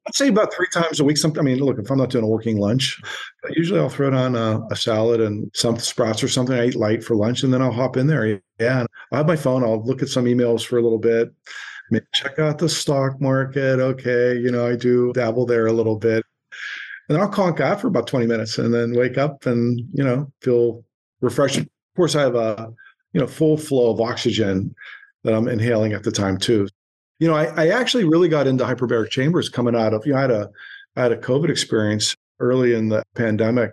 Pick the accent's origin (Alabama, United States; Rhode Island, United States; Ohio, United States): Ohio, United States; Boardman; moved away as an adult; also born or lived in Homestead, Pittsburgh, Pennsylvania / New York City; now in Ojai, United States; boardman ohio which is a suburb of youngstown ohio real mm-hmm. blue collar kind of roots